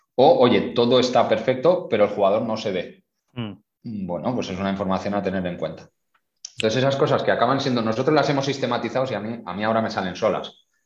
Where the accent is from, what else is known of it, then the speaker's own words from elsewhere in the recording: Spain; moved away as an adult; now in Qatar; como español